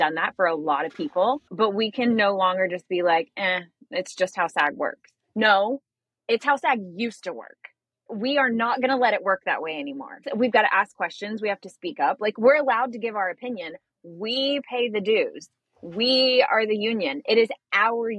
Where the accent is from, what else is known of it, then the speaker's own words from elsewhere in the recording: the South, United States; I'm from the South.